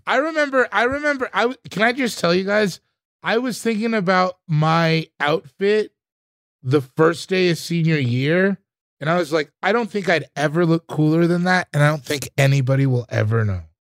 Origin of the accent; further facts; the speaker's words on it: Sierra Leone; I'm from Sierra Le-, I'm from Sierra Leone